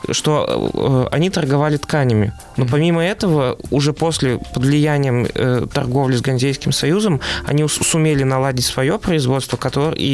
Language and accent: Russian; Siberia, Russia; Я из Сибири.